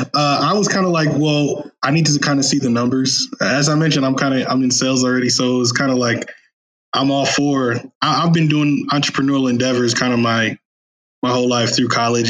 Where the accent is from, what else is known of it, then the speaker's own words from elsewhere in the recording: Chicago, Illinois, United States; moved away as an adult; also born or lived in San Diego; now in Austin, United States; am originally from Chicago